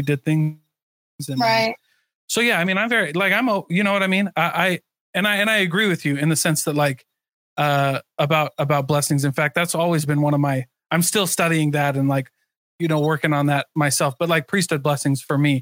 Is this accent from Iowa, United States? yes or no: yes; Iowa, United States; now in Utah, United States; I grew up in Iowa, and it's very different